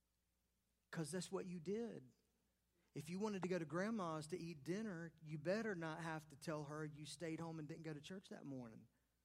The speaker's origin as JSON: {"language": "English", "region": "the South", "country": "United States", "tie": "born or raised there", "said": "I grew up in the South. I grew up in the Bible Belt. I like to say the buckle of the Bible Belt."}